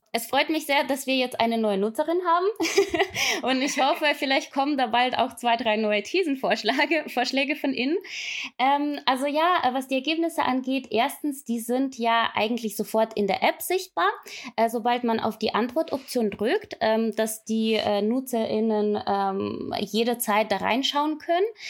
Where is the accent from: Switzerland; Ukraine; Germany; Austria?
Ukraine; moved away as an adult; ich komme ursprünglich aus der Ukraine und war damals bei der ukrainischen Revolution live mit dabei